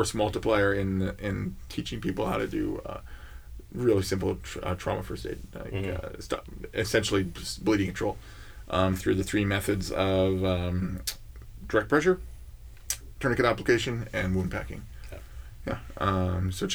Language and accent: English; Canada; we're Canadian